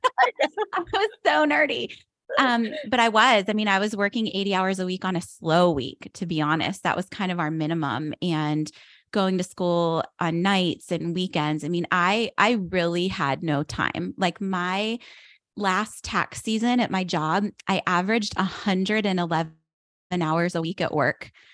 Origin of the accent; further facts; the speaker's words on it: outside of Pittsburgh, Pennsylvania, United States; moved away as an adult; now in South Florida, United States; I grew up outside of Pittsburgh, Pennsylvania, and I live in South Florida now